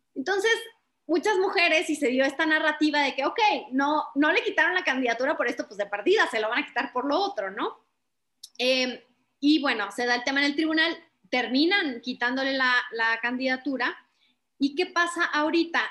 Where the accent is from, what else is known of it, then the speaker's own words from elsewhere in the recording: Chihuahua, Mexico; yo soy de Chihuahua del Norte